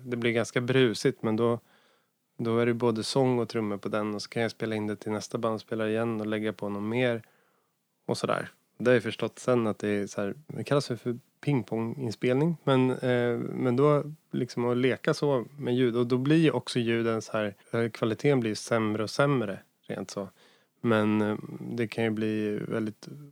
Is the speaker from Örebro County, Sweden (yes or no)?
yes; near Hallsberg, Örebro County, Sweden; en jazz och bluesklubb i Hallsberg som var ganska nära där jag kommer ifrån